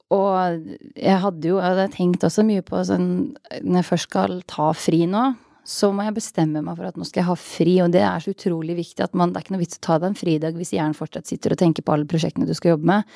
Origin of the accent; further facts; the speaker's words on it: Østfold, Norway; jeg jo fra Østfold